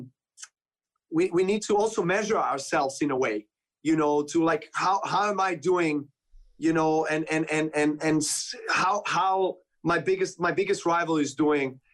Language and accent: English; Serbia; I play for Serbia with my compatriots